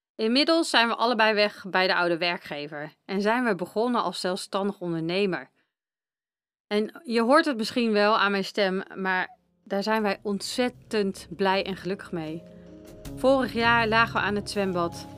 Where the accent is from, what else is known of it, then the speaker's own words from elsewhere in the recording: Apeldoorn, Gelderland, Netherlands; geboren en getogen in Apeldoorn